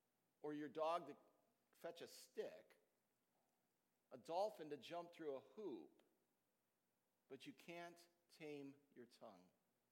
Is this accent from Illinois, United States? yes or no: yes; Chicago, Illinois, United States; Kid growing up in Chicago, we'd often go down to Brookfield Zoo